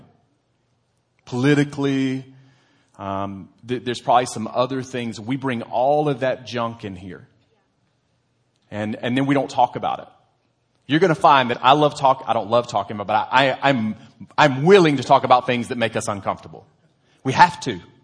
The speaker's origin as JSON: {"language": "English", "country": "United States", "said": "as an American"}